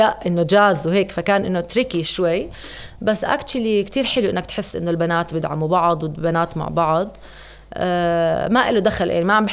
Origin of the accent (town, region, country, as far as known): Jordan